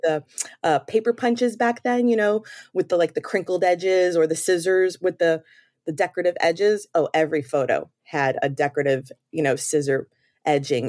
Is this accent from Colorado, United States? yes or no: no; New York City, New York, United States; moved away as an adult; also born or lived in Maryland; now in Florida, United States; I'm originally from New York, the Bronx, in fact